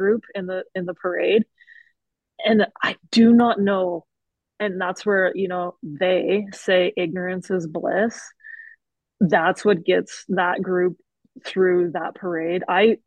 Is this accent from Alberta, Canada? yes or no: yes; Calgary, Alberta, Canada; We're from Calgary